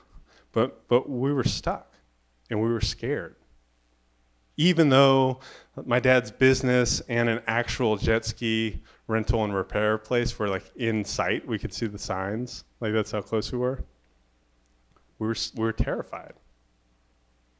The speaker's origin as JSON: {"language": "English", "town": "Daytona Beach", "region": "Florida", "country": "United States", "tie": "born or raised there", "said": "growing up in Daytona Beach, Florida"}